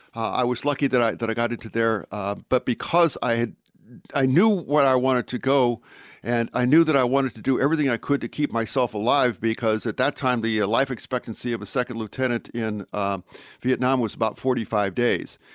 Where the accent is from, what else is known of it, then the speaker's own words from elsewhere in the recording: Pueblo, Colorado, United States; moved away; I was born in Colorado, and I was born in a relatively small town, the town of Pueblo